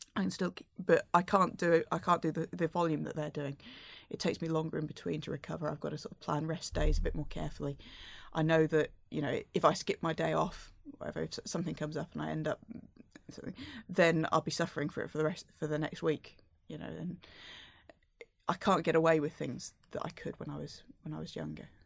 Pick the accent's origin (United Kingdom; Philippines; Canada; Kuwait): United Kingdom; I'm British